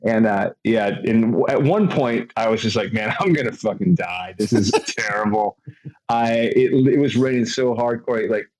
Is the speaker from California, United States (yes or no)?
yes; California, United States; I'm from California